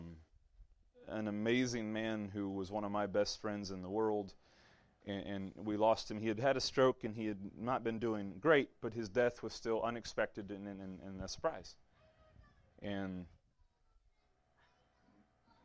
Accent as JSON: {"language": "English", "region": "Southeast Louisiana", "country": "United States", "said": "if you come from where I'm from, the first thing you ask them is, where are you from? What high school did you go to? That's Southeast Louisiana"}